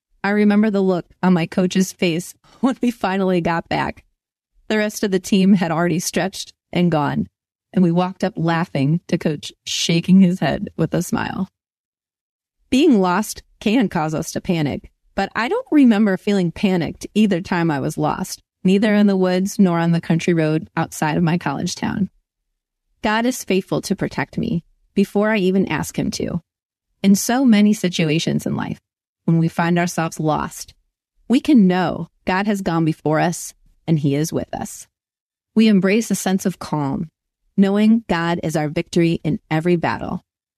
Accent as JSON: {"language": "English", "area": "Cuyahoga River Valley", "region": "Ohio", "country": "United States", "tie": "born or raised there", "said": "Growing up in the Cuyahoga River Valley, our cross-country team ran up and down and wound around the national park we were grateful to call home."}